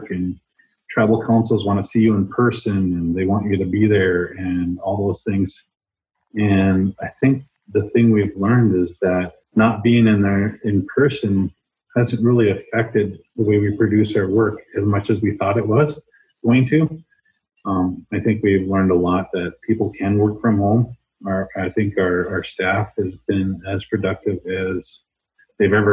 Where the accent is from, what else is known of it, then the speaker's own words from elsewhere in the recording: Turtle Mountains, North Dakota, United States; now in Minnesota, United States; I'm from the Turtle Mountains in North Dakota, the Turtle Mountain Band of Chippewa Indians